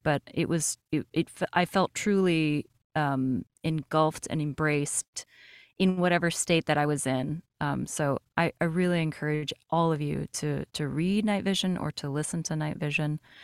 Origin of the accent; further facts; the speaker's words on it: Brazil; now in United States; I am an immigrant. I was born in Brazil, and then I came to the United States